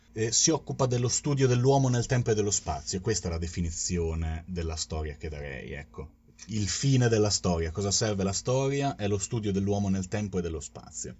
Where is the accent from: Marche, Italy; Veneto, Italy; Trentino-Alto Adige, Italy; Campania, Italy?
Marche, Italy; Fano; moved away; also born or lived in Turkey; provengo da Fano